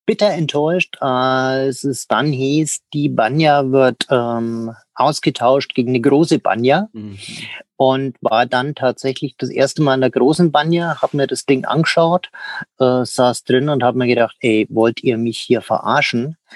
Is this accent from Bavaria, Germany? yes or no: yes; Münchberg, Bavaria, Germany; ich bin ja gebürtig aus Münchberg